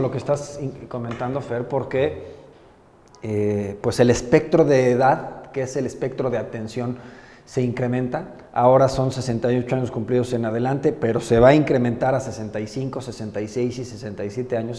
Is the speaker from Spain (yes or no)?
no; Puebla, Mexico; poblano nací y poblano me moriré y, yo me considero más poblano que, cualquier poblano. Yo, yo aquí me he desarrollado toda la vida